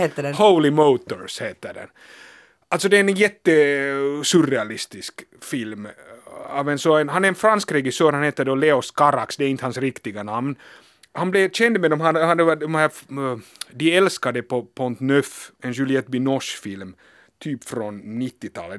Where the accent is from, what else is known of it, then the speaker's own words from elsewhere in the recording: Helsinki, Uusimaa, Finland; also born or lived in Berlin; Jag är hemma från Helsingfors